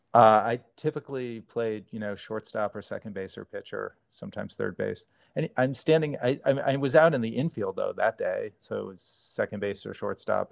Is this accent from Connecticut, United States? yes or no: yes; New Haven, Connecticut, United States; I grew up in New Haven.